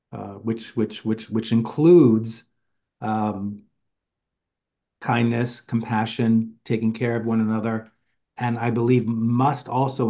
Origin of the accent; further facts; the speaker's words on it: New York City, New York, United States; since I've been a kid growing up in Queens, New York